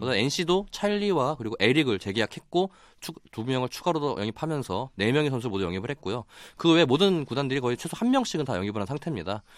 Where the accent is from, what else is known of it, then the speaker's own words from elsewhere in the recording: Daejeon, South Korea; 제가 고향이 대전이다 보니까